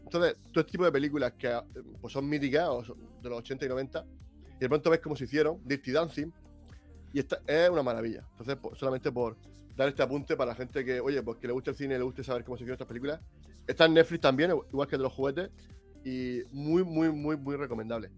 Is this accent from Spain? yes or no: yes; Region of Murcia, Spain; soy murciano